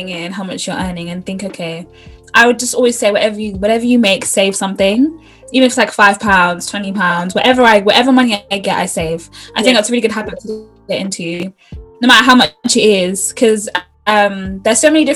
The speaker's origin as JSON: {"language": "English", "country": "United Kingdom", "also_born_or_lived": "Uganda", "said": "particularly as being British Ugandan girls"}